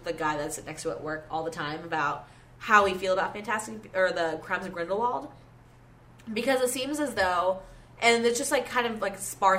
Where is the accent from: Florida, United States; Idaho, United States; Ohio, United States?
Florida, United States; also born or lived in Canada; I went to the University of Florida. I am from Florida. And I say from, like, in quotes, because I'm Canadian, but I grew up in Florida.